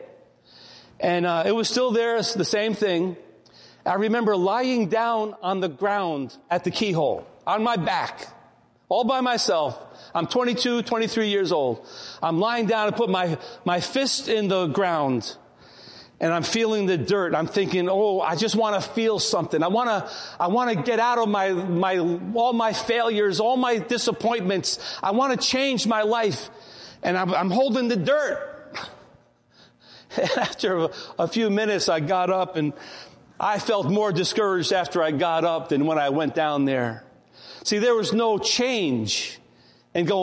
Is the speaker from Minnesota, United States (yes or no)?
no; Port Chester, New York, United States; I grew up in Portchester, now it's called Rye Brook